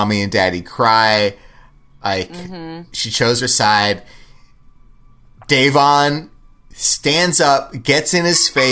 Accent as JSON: {"language": "English", "town": "Los Angeles", "region": "California", "country": "United States", "tie": "born or raised there", "said": "I grew up in Los Angeles"}